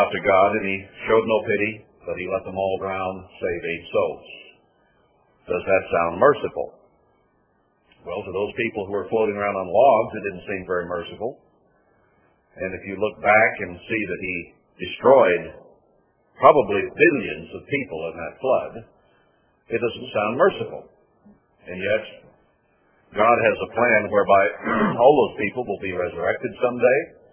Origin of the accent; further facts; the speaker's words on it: United States; We in America